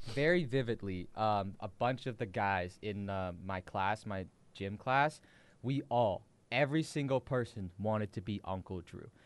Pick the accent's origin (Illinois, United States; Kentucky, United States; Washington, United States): Washington, United States; we're from Washington